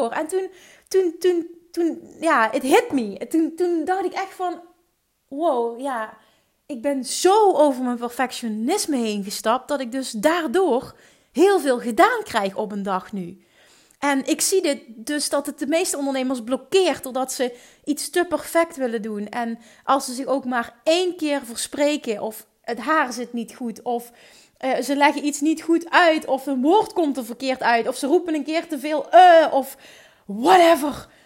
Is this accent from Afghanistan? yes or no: no; Limburg, Netherlands; accent: Limburgish; Volgens mij heeft niemand zich gestoord aan mijn Limburgse accent.